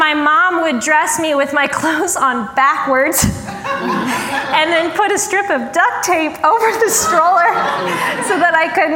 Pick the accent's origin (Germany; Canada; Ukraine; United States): United States; Denver, Colorado; I am from Denver.